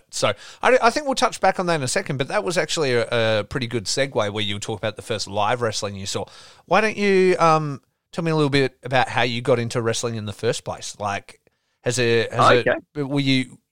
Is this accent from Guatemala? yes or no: no; Geraldton, Western Australia, Australia; moved away as an adult; also born or lived in Perth